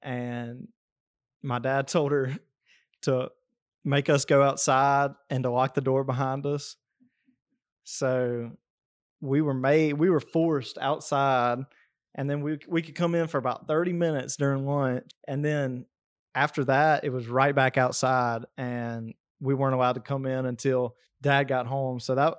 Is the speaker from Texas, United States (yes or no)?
no; Alabama, United States; I mean, I grew up down here in South Alabama in a very country family. I mean, my grandparents have a farm, and I grew up on the farm for most summers.